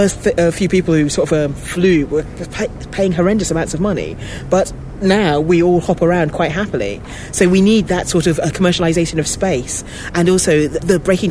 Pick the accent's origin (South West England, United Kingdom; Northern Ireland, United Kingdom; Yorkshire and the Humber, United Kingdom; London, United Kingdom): London, United Kingdom; as a black kid growing up in London